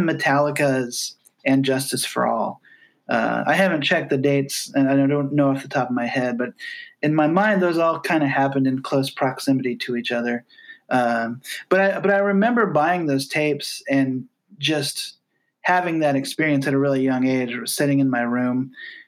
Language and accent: English; Glenwood, Iowa, United States; also born or lived in Hamburg, Iowa / Omaha, Nebraska; now in Atlanta, United States; I grew up in Southwest Iowa, in a town called Glenwood. I was born in an even smaller town called Hamburg, Iowa